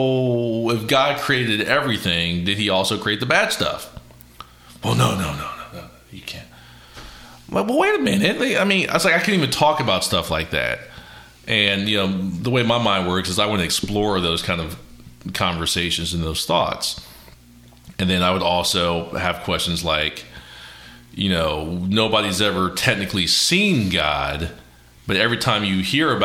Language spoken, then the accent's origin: English; Columbus, Ohio, United States; I went to World Harvest Church growing up in Columbus, Ohio